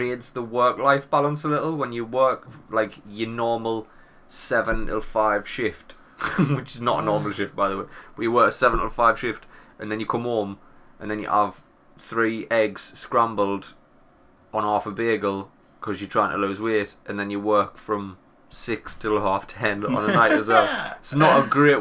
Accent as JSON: {"language": "English", "region": "England", "country": "United Kingdom", "accent": "English", "said": "my English accent"}